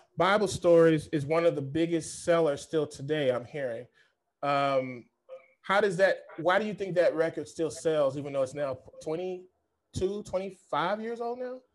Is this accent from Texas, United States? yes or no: yes; Fort Worth, Texas, United States; now in San Diego, United States; I'm from Fort Worth, Dallas, Fort Worth, Texas, even though I live in San Diego now